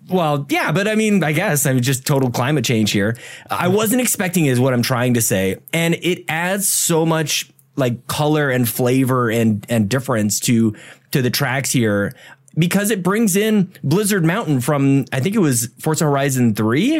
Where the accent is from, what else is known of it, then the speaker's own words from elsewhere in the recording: Canada; we're all Canadian here